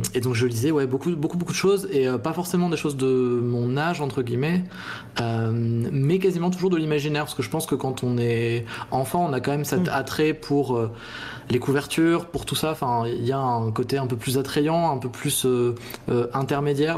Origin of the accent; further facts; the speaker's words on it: Chambéry, Auvergne-Rhône-Alpes, France; J'ai grandi en Savoie à Chambéry